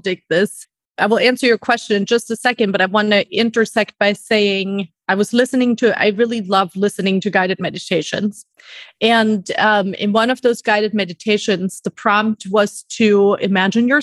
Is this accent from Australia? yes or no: no; Germany; moved away as an adult; now in New York City, United States; I immigrated from Germany by the age of 20 with two suitcases by myself